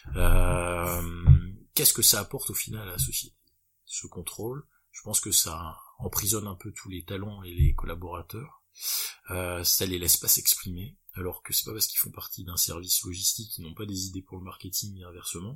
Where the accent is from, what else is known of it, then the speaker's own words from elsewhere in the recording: Lille, Hauts-de-France, France; Lille parce que je suis purement euh, bah là-bas je suis lillois